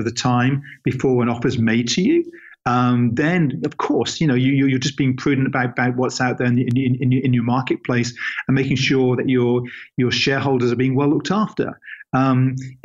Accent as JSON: {"language": "English", "region": "England", "country": "United Kingdom", "said": "He's an English guy, just like myself"}